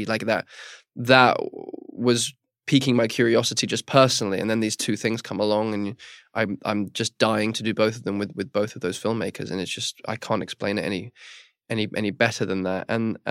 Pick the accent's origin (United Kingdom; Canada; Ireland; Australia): United Kingdom; England; and I'm overly English and therefore overly cautious about bothering people